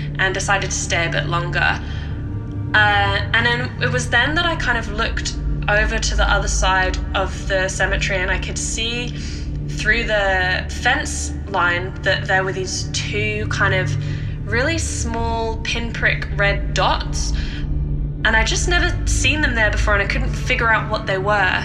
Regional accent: Norfolk, East of England, United Kingdom; I grew up in Norfolk, which is on the east coast of England

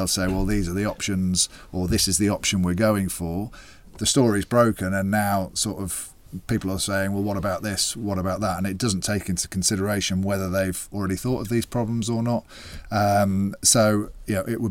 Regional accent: England, United Kingdom; I'm an English man

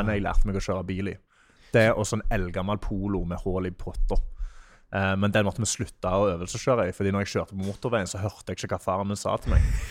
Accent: Sola, Rogaland, Norway; moved away; also born or lived in Netherlands; Jeg er fra Stavanger, eller fra Sola

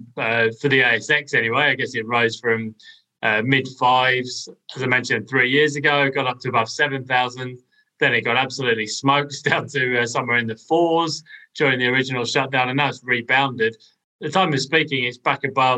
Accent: United Kingdom; I guess as a Brit

